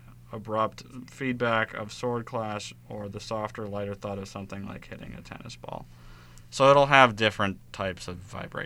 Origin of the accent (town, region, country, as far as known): United States